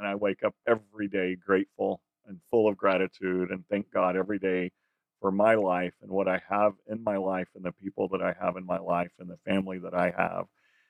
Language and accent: English; South Texas, United States; I'm from South Texas. I grew up in a rural community.